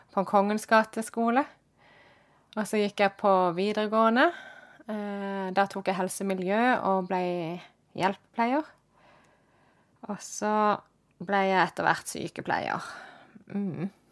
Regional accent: Kristiansand, Agder, Norway; jeg ble født og oppvokst i Kristiansand, midt i byen.

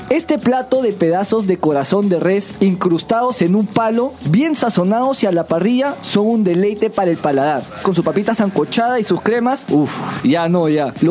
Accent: Peru; como somos peruanos

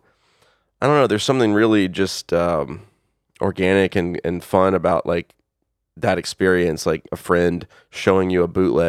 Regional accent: the South, United States; I grew up in the South

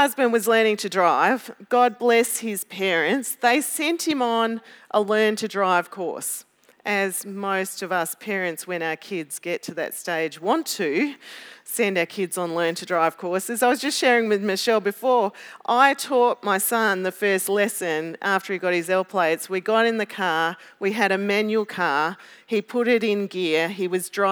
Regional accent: Melbourne, Victoria, Australia; I'm from Melbourne

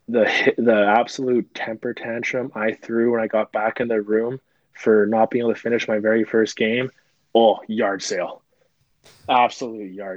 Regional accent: Vancouver, British Columbia, Canada; I'm from Vancouver. I'm from BC

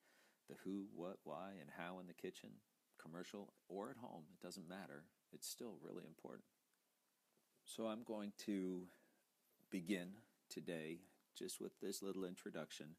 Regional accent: Sausalito, California, United States; starting as a dishwasher when I was a kid in Sausalito

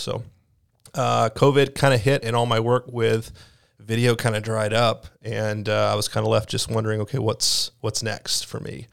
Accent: Mississippi, United States; moved away as an adult; also born or lived in Tennessee; now in Iowa, United States; I'm from Mississippi

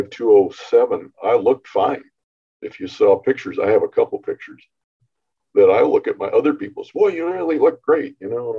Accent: Northern California, United States; born and raised in Northern California

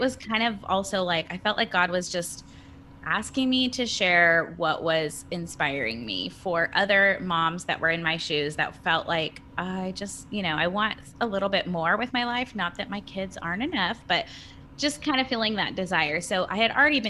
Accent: California, United States; moved away as an adult; now in Nashville, United States; I was born and raised in California and we moved here in August.

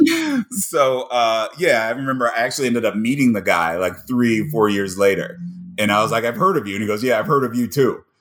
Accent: Cincinnati, Ohio, United States; moved away; also born or lived in Ames, Iowa / Wichita, Kansas / Minneapolis / New York; born and raised in Cincinnati

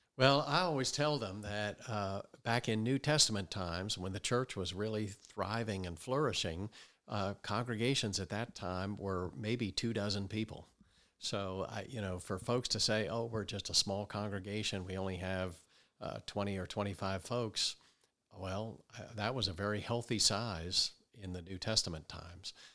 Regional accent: Wayne, Pennsylvania, United States; I grew up outside of Philadelphia, uh, in Wayne, Pennsylvania.

